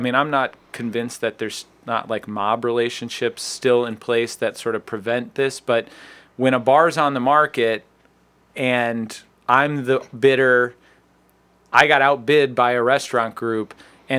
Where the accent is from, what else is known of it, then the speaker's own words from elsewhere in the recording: Chagrin Falls, Ohio, United States; moved away as an adult; also born or lived in Chicago; I grew up out in Sugar Falls